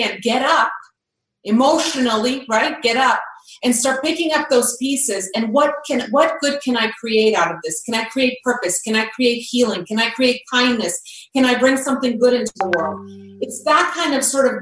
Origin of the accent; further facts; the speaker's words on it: Croatia; I grew up in Croatia, and I was there when the war started in the early 90s.